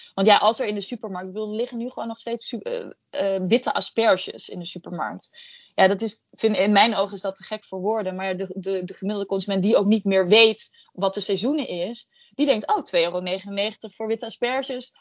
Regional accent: Netherlands

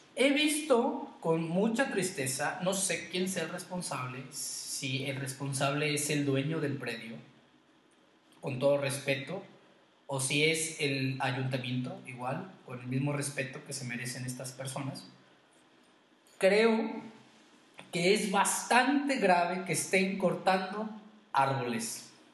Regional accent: Queréndaro, Michoacán, Mexico; yo les compartí que soy de Queréndaro

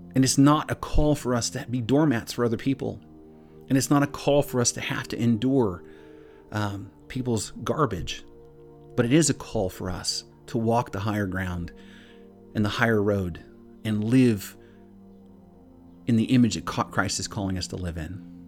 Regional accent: Pakistan; from Pakistan

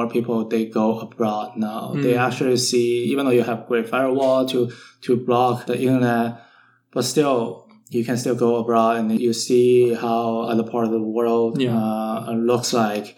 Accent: Shanghai, China; moved away as an adult; now in San Francisco, United States; I'm from Shanghai

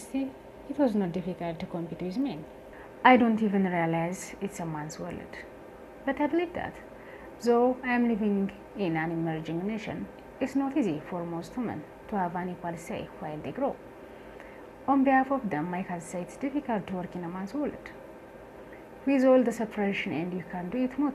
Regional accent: Addis Ababa, Ethiopia; born and raised in Addis Ababa in a middle-income family.

